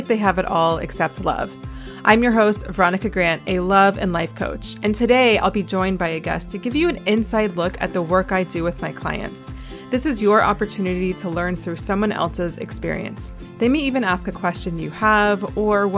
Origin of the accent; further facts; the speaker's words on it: Asheville, North Carolina, United States; moved away; my hometown of Asheville, North Carolina